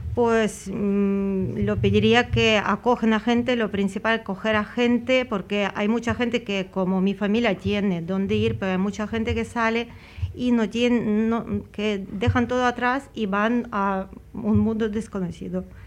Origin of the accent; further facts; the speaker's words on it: Ukraine; Spanish is a second language; now in Spain; soy ucraniana, que vivo muchos años ya aquí